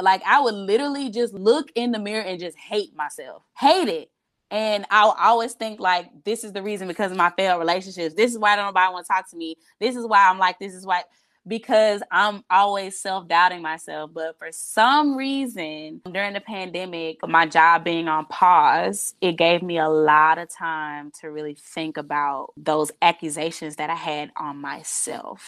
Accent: United States; moved away as an adult; also born or lived in Miami

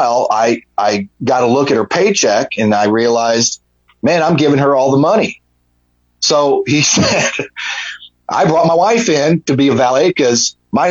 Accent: Omaha, Nebraska, United States; also born or lived in Atlanta, Georgia; I was from Omaha

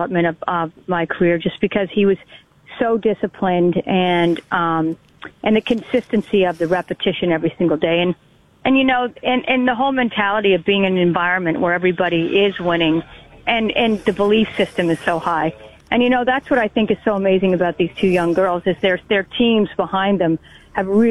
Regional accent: Canada; being Canadian

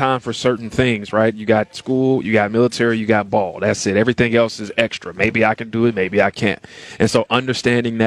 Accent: Tennessee, United States; I grew up in Tennessee

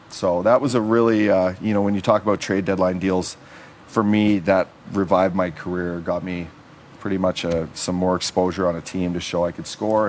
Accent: Canada; an icon for all of us kids growing up in Canada.

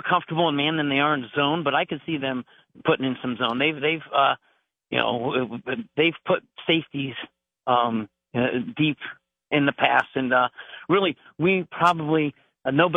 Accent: Summit County, Ohio, United States; being a Summit County kid, growing up in Summit and County

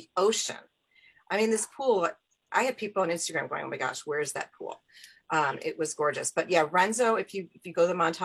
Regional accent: Chicago, Illinois, United States; I come from Chicago

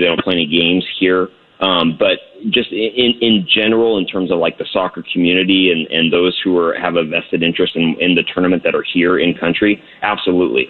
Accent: United States; I'm from the U.S.

